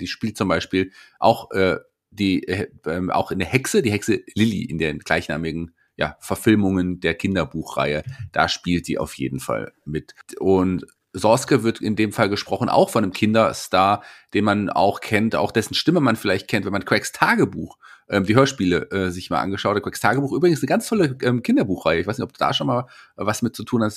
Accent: Fulda, Hesse, Germany; hier bei uns in Fulda? Da kommen wir her

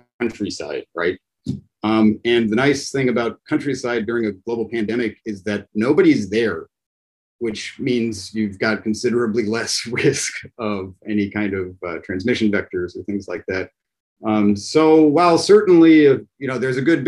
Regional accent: Pittsburgh, Pennsylvania, United States; moved away; I'm from the U.S. in Pittsburgh

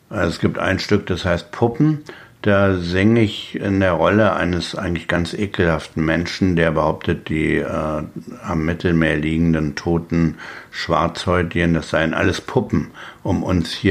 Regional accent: Berlin, Germany; In, in, Brandenburg ist man als Berliner immer noch die Bulette, die eigentlich bloß wegbleiben soll.

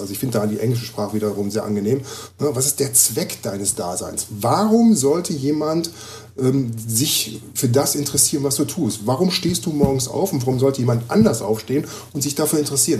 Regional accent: Düsseldorf, North Rhine-Westphalia, Germany; moved away as an adult; now in Gifhorn, Germany; Ich lebe ja jetzt seit einem halben Jahr in Gifhorn. Ich komme ja aus Düsseldorf.

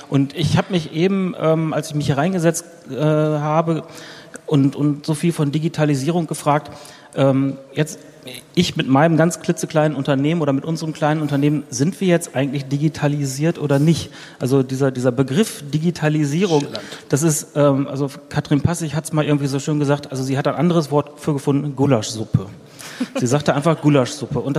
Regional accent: Berlin, Germany; Ich komme hier aus Berlin und bin Mitinhaber eines kleinen Ingenieurbüros.

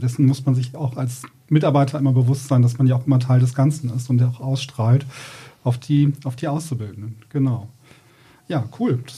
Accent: Rhineland, Germany; ich bin ja zugezogen ins Ruhrgebiet. Ich komme ja so aus dem Rheinland und habe dann irgendwie festgestellt, dass der Ruhrgebietler ja, nicht gerne reist.

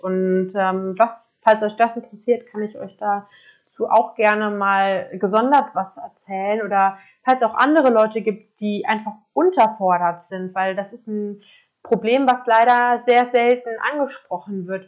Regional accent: Koblenz, Rhineland-Palatinate, Germany; moved away as an adult; ich komme aus Koblenz ähm, und habe dort auch ganz normal mein Abitur gemacht

